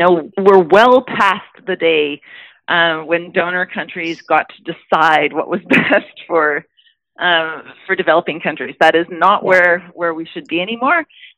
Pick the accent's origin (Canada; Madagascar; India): Canada; But as a Canadian, as your constituent, I know how important it is that we have a global response as well.